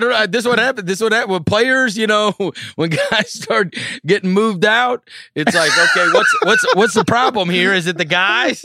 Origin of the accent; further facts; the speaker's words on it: St. Louis, Missouri, United States; moved away; I am a Cardinals fan as I grew up in Saint Louis